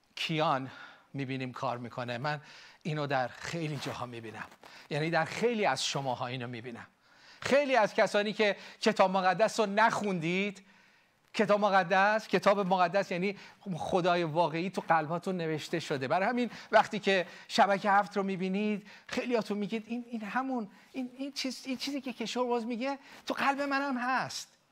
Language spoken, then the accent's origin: Persian; Iran; now in United States; ما ایرانی ها یاد گرفتیم متحد باشیم